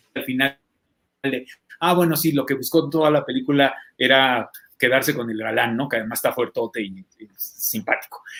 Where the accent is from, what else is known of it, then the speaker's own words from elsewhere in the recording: Mexico City, Mexico; cuando era chiquito acá por Santa Fe y por Jalalpa, Tepito y por los lugares por donde vivía